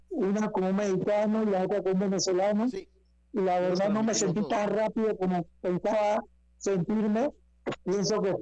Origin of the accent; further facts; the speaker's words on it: Panama; vamos a pelear en, la, en, el país de Panamá, contento porque voy a pelear en mi país.